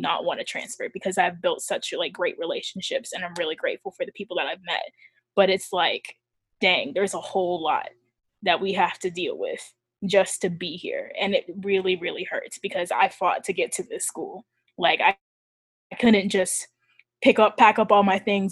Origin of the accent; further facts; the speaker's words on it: North Florida, United States; moved away as an adult; now in New York, United States; I'm from North Florida, basically South Georgia